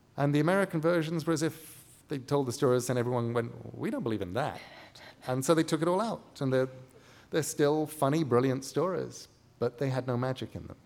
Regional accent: England, United Kingdom; moved away as an adult; also born or lived in Midwest, United States; now in United States; as an English person coming to America

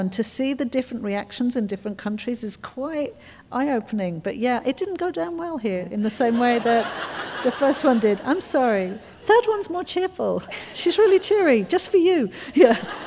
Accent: England, United Kingdom; I'm English.

